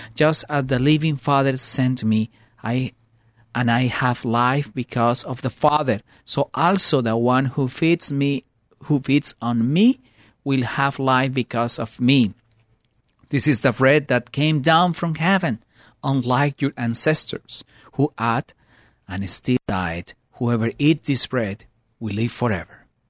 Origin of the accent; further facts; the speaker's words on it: Colombia; now in United States; I grew up in Colombia, and I, uh, bring all that traditions